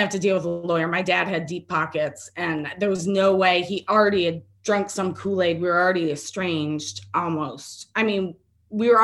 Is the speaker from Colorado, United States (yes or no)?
no; Michigan, United States; moved away; where I grew up in Michigan, because it was a Detroit address